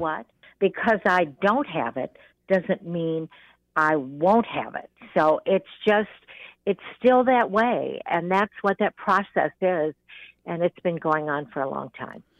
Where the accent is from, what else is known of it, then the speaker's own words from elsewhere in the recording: California, United States; I was born in California